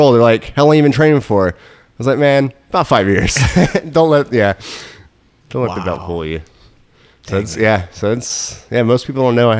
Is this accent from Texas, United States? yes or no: yes; Dallas, Texas, United States; born there; now in Orlando, United States; So I was born in Dallas.